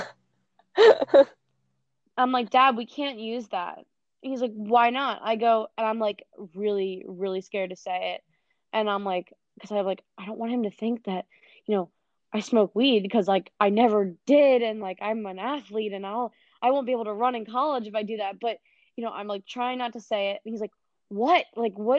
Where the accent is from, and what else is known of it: Philadelphia, Pennsylvania, United States; born or raised there